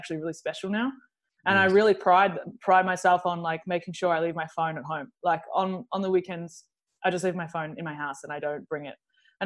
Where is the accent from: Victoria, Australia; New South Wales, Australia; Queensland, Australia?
Victoria, Australia; Melbourne; I'm from Melbourne. I'm not normally in Melbourne. Basically, like, I was born here and I have a base here